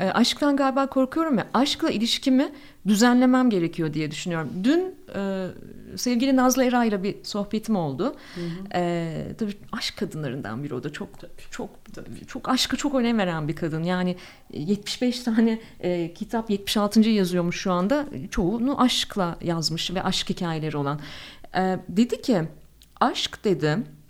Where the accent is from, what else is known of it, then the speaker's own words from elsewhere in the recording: Ankara, Turkey; moved away as an adult; also born or lived in Istanbul; Ben çok tipik bir Ankaralıyım